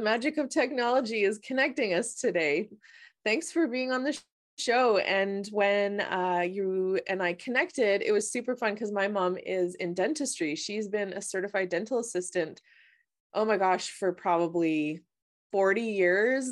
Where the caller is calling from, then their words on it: British Columbia, Canada; I'm calling from British Columbia